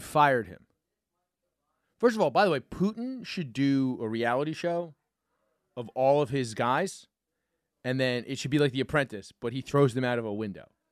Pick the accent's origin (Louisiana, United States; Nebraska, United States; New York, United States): New York, United States; me as a New Yorker